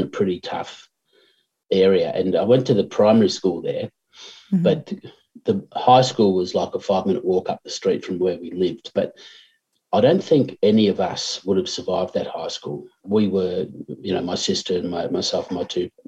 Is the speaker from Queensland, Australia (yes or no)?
no; Swan Hill, Victoria, Australia; also born or lived in Ballarat / Melbourne; I was born in Swan Hill.